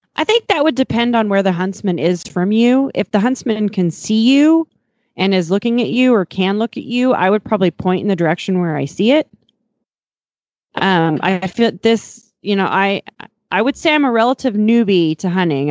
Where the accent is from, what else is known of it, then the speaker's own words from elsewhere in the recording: Montana, United States; I'm from Montana